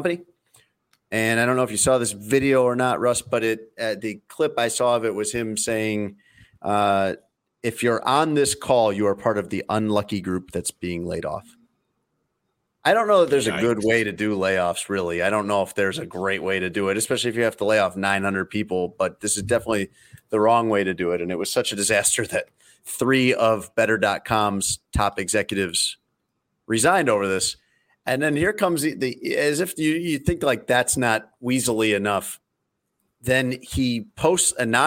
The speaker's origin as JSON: {"language": "English", "town": "Elgin", "region": "Illinois", "country": "United States", "tie": "born or raised there", "said": "my hometown of Elgin, Illinois"}